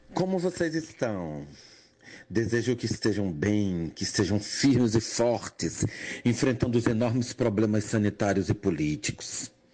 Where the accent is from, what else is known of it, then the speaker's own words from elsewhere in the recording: Jaboatão dos Guararapes, Pernambuco, Brazil; also born or lived in Recife / Salvador; Nasci numa periferia recifense, me criei numa periferia de, do município de Jaboatão, ambos em Recife